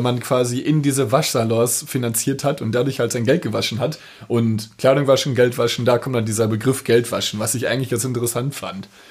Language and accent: German; Dortmund, North Rhine-Westphalia, Germany; Ich als Dortmunder